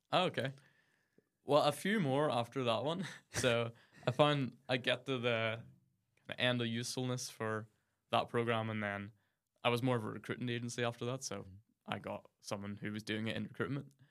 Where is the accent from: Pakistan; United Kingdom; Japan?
United Kingdom; near Mount Stewart, Ards Peninsula, County Down, Northern Ireland; I grew up near Mount Stuart in the Arts Peninsula, which is a country home of the, the London Dairy family who ruled kind of most of that part of the county down in the seventeen, eighteen hundreds.